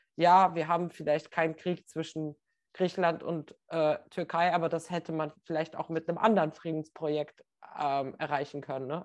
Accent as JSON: {"language": "German", "country": "North Macedonia", "said": "Ich bin ja aus Nordmazedonien"}